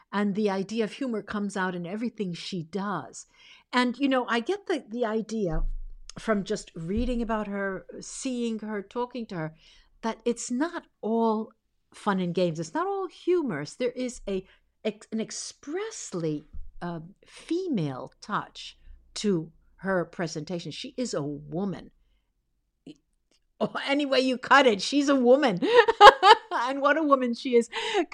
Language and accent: English; United States; also born or lived in Italy; very young. My parents immigrated to the United States and I was 6 months old.